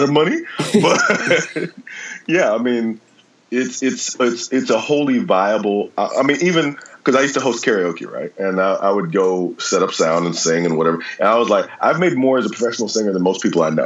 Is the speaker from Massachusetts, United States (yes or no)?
no; Memphis, Tennessee, United States; now in Los Angeles, United States; I had a lot of free time growing up in Memphis with my great aunt and uncle